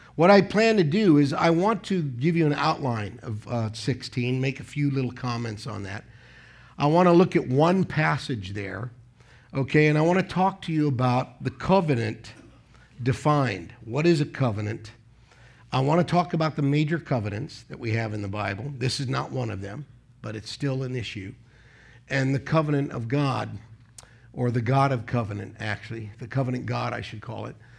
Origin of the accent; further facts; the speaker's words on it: United States; moved away as an adult; now in Philippines; an American pastor for fourteen years